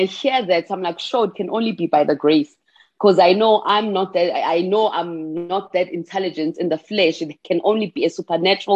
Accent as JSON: {"language": "English", "town": "Pietermaritzburg", "region": "KwaZulu-Natal", "country": "South Africa", "tie": "born or raised there", "said": "I was born and bred in Pietermaritzburg, in KwaZulu-Natal"}